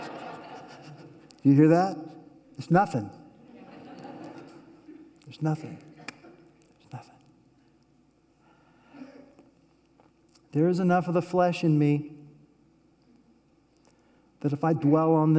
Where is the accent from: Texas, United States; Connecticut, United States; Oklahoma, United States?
Oklahoma, United States; I'm from Oklahoma